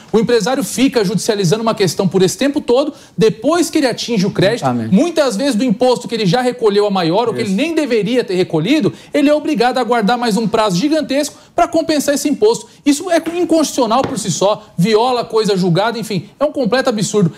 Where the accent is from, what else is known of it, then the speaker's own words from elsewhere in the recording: ABC Paulista, São Paulo, Brazil; sou lá do ABC